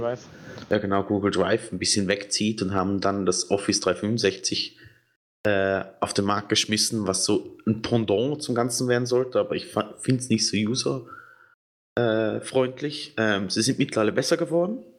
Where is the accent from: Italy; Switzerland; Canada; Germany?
Switzerland; Ich bin Schweizer